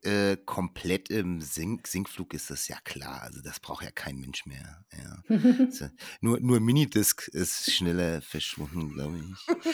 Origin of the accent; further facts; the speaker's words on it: Germany; als, als Deutscher, vor allem bei uns in Deutschland